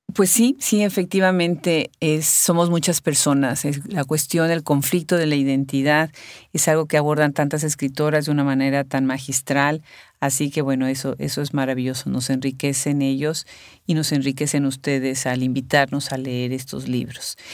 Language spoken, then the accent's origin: Spanish; Puebla, Mexico; somos paisanas